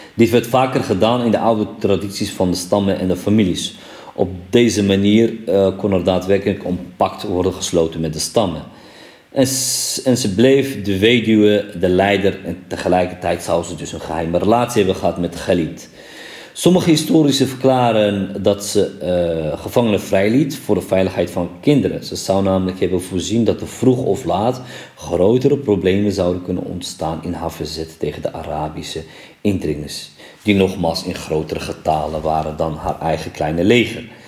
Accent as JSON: {"language": "Dutch", "country": "Morocco", "tie": "born or raised there", "moved": "yes", "said": "in mijn geboorteland Marokko"}